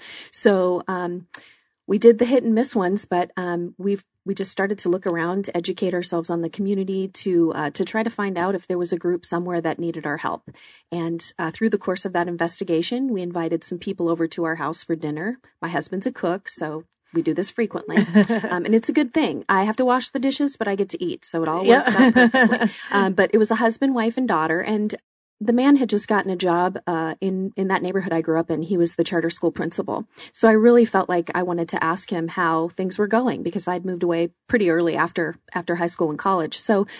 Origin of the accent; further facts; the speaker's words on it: Glendale, United States; I grew up in the Glendale area